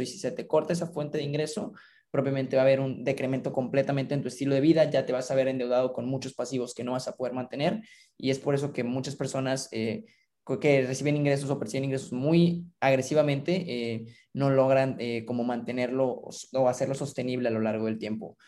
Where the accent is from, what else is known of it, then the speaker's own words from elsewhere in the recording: Mexico; yo me encontraba trabajando en una institución financiera aquí en mi país